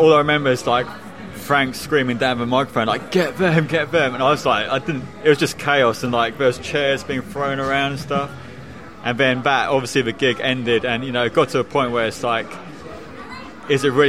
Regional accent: Bushey, East of England, United Kingdom; I grew up in Bushy, which is kind of like a village close to Watford

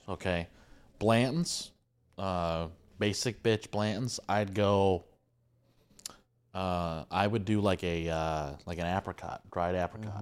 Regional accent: Michigan, United States; I'm from Michigan

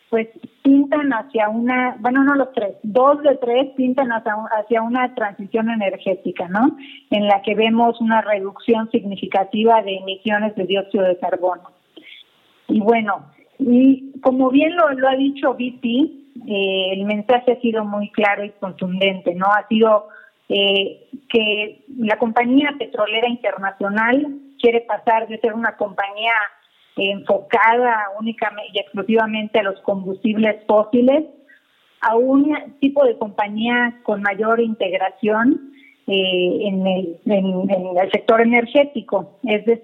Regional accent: Mérida, Yucatán, Mexico; now in Mexico City, Mexico; Ah, mira, mi tierra.

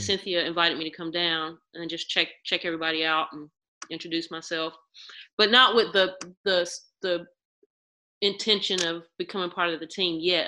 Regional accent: Mount Olive, North Carolina, United States; now in Durham, United States; I'm right. from botankus or Mount Olive

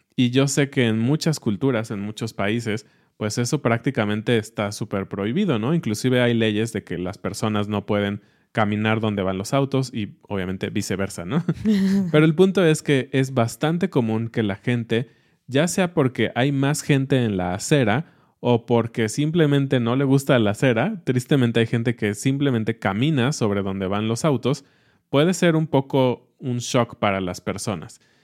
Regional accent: Mexico; nosotros como mexicanos

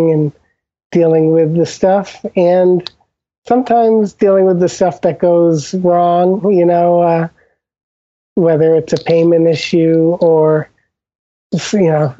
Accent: Old Lyme, Connecticut, United States; moved away; I'm from Old Lyme, Connecticut, originally, and the town is known

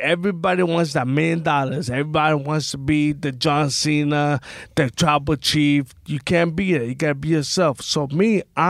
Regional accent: New York City, New York, United States; I'm from Brooklyn. I'm from McGillicuddy.

